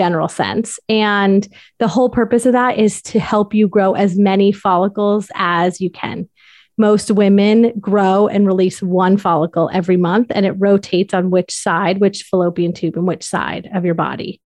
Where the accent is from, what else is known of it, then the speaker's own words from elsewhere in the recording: Darien, Connecticut, United States; moved away as an adult; also born or lived in New York City / South Carolina; I am from Darien, Connecticut